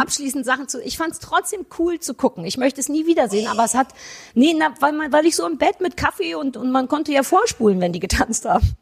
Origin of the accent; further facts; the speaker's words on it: East Germany, Germany; als Ossi.